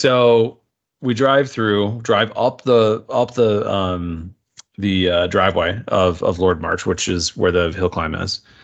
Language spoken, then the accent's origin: English; United States; as an American